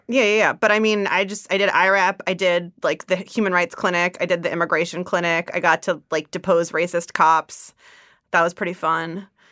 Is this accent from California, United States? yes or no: yes; East Bay, San Francisco Bay Area, California, United States; also born or lived in Zimbabwe; I grew up in the Bay Area